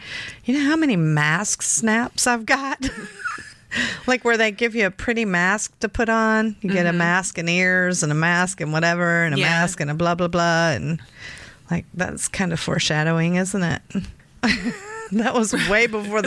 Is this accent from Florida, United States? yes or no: yes; Florida, United States; I grew up in Florida